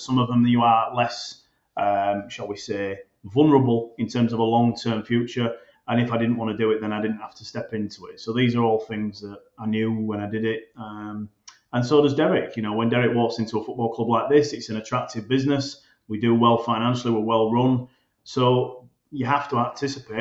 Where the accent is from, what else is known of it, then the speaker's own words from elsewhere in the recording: Bradford, Yorkshire and the Humber, United Kingdom; It's my hometown club.